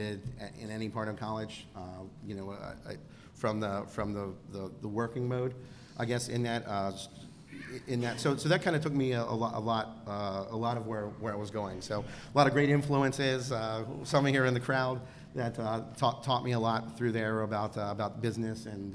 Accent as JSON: {"language": "English", "region": "Pennsylvania", "country": "United States", "tie": "born or raised there", "also_born_or_lived": "Baltimore, Maryland", "said": "relocated to Pennsylvania in first grade. So I've been here pretty much most of my life."}